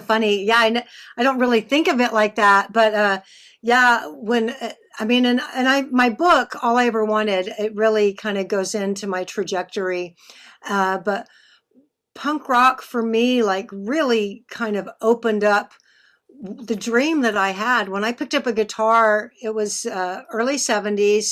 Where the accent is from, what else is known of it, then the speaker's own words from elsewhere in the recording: Texas, United States; I'm from Texas